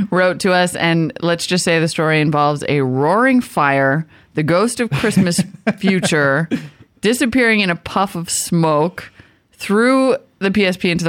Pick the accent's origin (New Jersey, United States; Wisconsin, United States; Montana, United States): Montana, United States; also born or lived in Bismarck, North Dakota; now in California, United States; I need to get some people from Montana on that map because that is my home state. And I I went to high school in Bismarck.